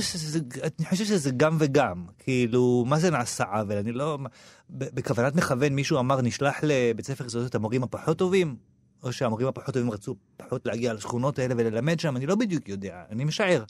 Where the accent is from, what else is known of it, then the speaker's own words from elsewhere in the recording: Petah Tikva, Central District, Israel; now in Tel Aviv, Israel; אני גדלתי בשעריה, שזו שכונה של תימנים בפאתי פתח תקווה